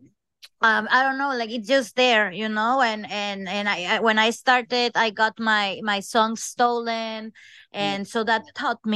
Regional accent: Coatzacoalcos, Veracruz, Mexico; moved away as an adult; now in London, United Kingdom; I'm from Coatzacoalcos, Veracruz, Mexico.

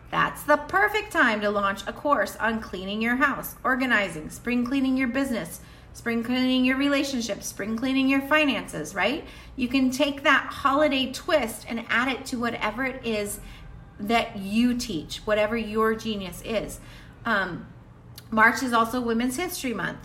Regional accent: the South, United States; Where I grew up in the South

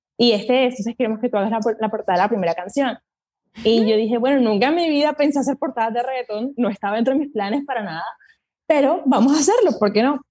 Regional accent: Colombia; mi país, en Colombia

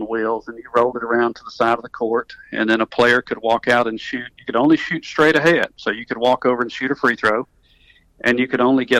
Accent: North Alabama, United States; accent: southern; I'm from North Alabama, so I'm a North Alabama guy. I catch a little grief about my southern accent as I travel around the country

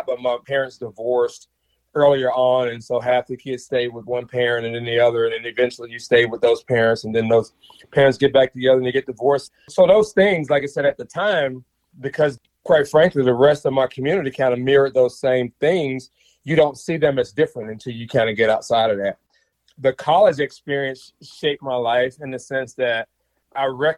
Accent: Mississippi, United States; moved away as an adult; I grew up in Mississippi in the late 70s, all of the 80s and in the early 90s.

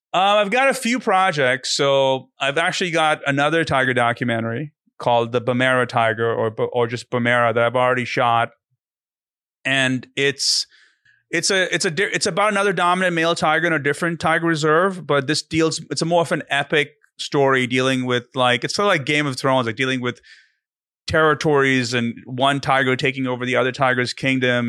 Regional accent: India; moved away; I'm from India originally

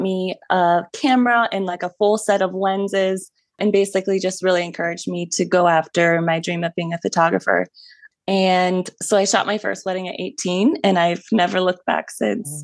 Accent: Ohio, United States; I was born and raised in Ohio

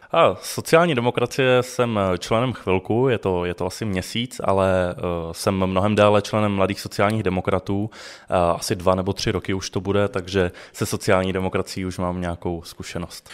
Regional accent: Ostrava, Moravian-Silesian Region, Czechia; já pocházím z Ostravy a studoval jsem střední průmyslovou školu

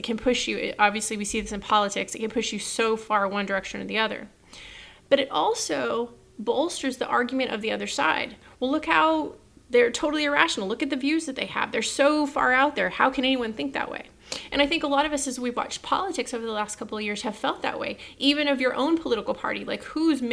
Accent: Texas, United States; as a Texan

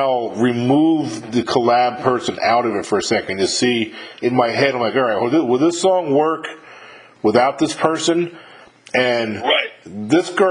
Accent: New York, United States; now in Mississippi, United States; I live in Mississippi, I'm from New York originally, but I've been down in Mississippi for like 22 years or something now

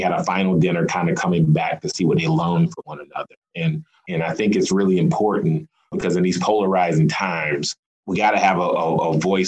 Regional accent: South Carolina, United States; now in Des Moines, United States; I am from South Carolina.

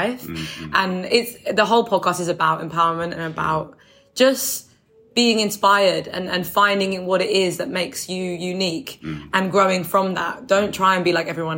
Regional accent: London, United Kingdom; Where I'm from, I don't live there anymore, but I'm from Deptford in New Cross

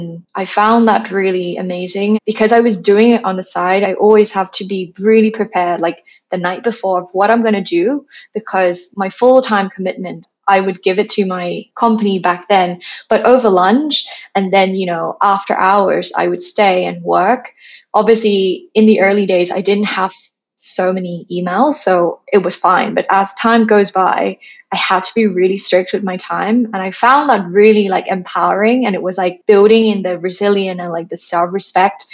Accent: Thailand; moved away as an adult; now in London, United Kingdom; I'm originally from Thailand. I have a, you know, a big house, massive garden, and now I'm coming to London, living in a flat with no garden.

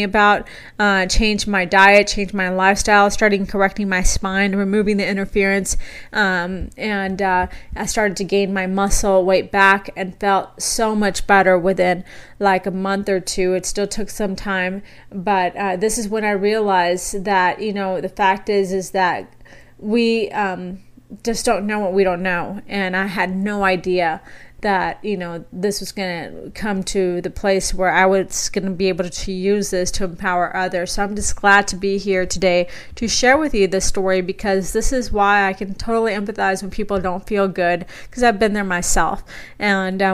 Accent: South Texas, United States; moved away as an adult; now in Boise, United States; where I was raised in South Texas.

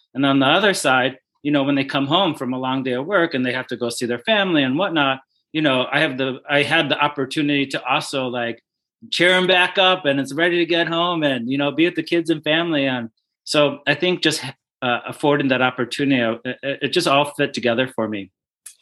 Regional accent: Glenview, Illinois, United States; my hometown called Glenview in Chicago

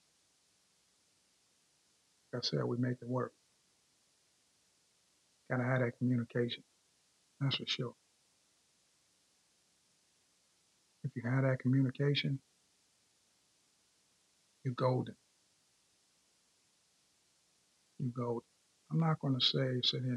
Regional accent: Hempstead, New York, United States; now in Frederick, Maryland, United States; I'm from New York. Let me be specific. Long Island. Hempstead, Long Island.

